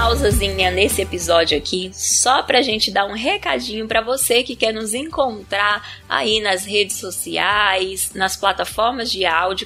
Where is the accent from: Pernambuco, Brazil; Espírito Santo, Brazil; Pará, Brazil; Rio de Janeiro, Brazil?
Pará, Brazil; moved away; Eu sou do Pará, nasci no Pará e me formei no Pará e morei lá por muitos anos